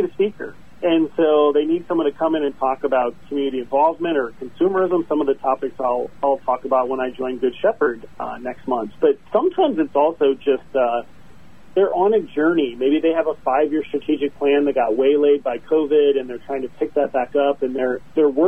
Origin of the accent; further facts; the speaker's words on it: South Dakota, United States; I've always lived in the Midwest. I was born in the great state of South Dakota.